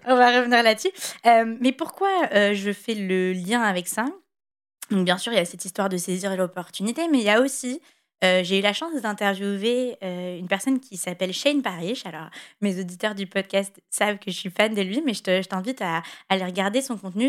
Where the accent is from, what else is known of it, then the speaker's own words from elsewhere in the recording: France; en tant que Français